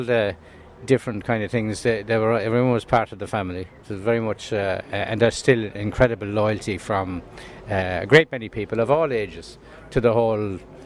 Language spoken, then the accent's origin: English; Ireland; born or raised there; now in Dublin, Ireland